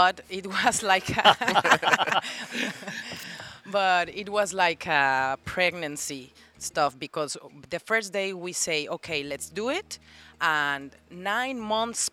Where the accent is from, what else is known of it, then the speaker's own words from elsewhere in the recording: Mexico City, Mexico; now in Playa del Carmen, Mexico; I'm from Mexico City